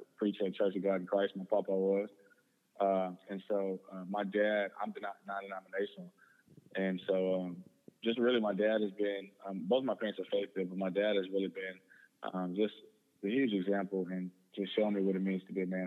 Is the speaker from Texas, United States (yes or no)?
yes; Houston, Texas, United States; just grew up in Houston area, like you said. I went to Klein Forest High School out here on the northwest side of Houston